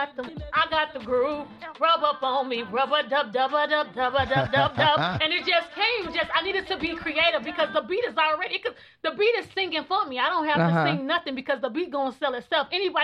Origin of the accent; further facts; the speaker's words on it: Illinois, United States; moved away; I'm from Illinois.